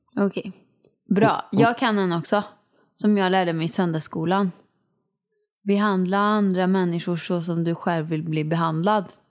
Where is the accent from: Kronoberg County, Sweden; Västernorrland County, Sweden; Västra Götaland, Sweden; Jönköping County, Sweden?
Västra Götaland, Sweden; Åmål; moved away as an adult; now in Stockholm, Sweden; jag kommer inte flytta hem till Åmål